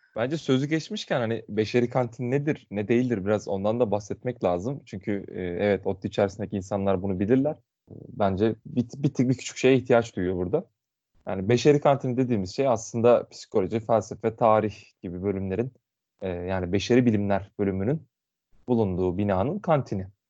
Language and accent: Turkish; Muğla, Turkey